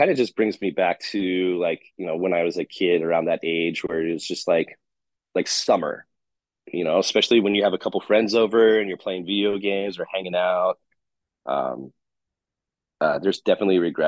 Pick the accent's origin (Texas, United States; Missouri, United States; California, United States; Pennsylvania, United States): California, United States; San Diego; I'm from San Diego